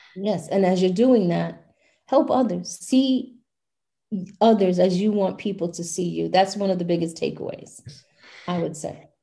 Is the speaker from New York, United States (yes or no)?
yes; New York City, New York, United States; my hometown of brooklyn new york